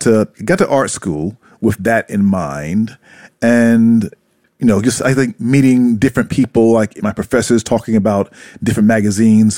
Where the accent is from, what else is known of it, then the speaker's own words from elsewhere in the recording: South Carolina, United States; moved away as an adult; also born or lived in Brooklyn, New York / Atlanta / New York City; now in Japan; when I was growing up in South Carolina